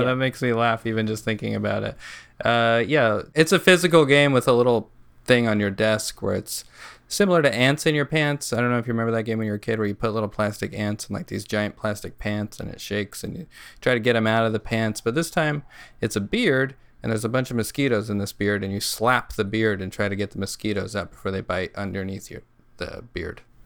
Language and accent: English; New Mexico, United States; So we're all from New Mexico